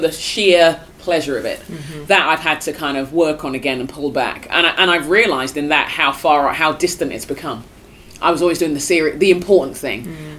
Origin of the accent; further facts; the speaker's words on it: United Kingdom; as a Brit